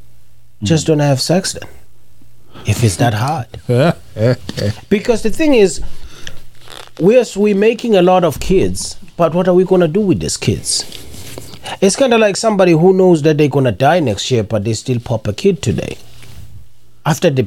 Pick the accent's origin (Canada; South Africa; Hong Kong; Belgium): South Africa; I'm South African